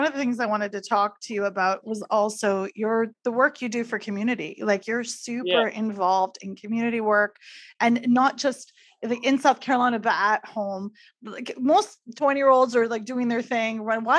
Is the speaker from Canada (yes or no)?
yes; Mississauga, Ontario, Canada; I actually am from Mississauga also.